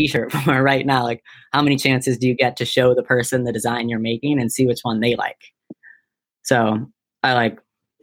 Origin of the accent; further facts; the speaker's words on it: Boulder, Colorado, United States; moved away; I'm from Boulder